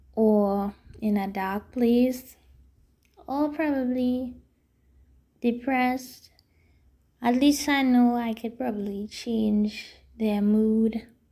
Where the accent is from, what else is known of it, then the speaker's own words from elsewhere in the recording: Trinidad & Tobago; I am from Trinidad and Tobago